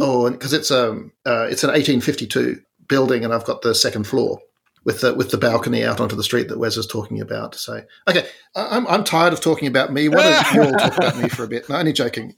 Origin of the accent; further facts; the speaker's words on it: Tasmania, Australia; I'm from Tasmania